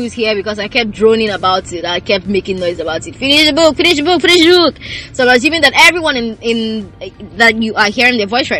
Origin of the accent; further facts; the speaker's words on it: Nigeria; actually, as a Nigerian man.